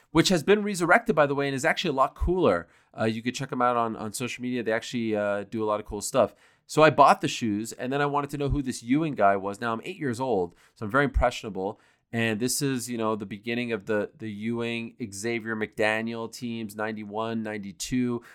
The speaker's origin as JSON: {"language": "English", "town": "Montreal", "region": "Quebec", "country": "Canada", "tie": "born or raised there", "moved": "yes", "said": "I grew up in Montreal"}